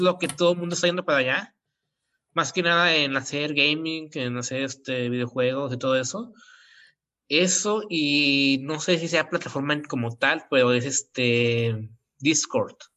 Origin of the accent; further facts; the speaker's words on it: near Monterrey, Nuevo León, Mexico; soy de un lugar cercano de Monterrey